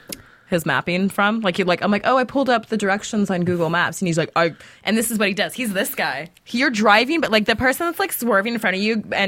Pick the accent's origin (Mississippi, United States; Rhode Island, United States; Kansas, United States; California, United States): California, United States; Southern; I'm born and raised in Southern California.